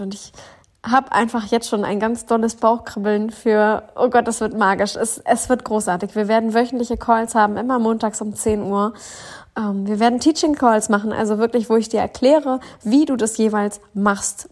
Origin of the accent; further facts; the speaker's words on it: Northern Germany, Germany; aus dem wundervollen Norddeutschland. Ich bin wieder zurück in meiner Heimat